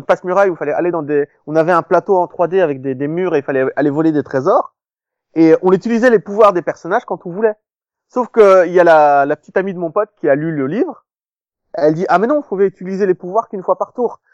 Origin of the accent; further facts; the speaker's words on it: Belgium; j'ai grandi en Belgique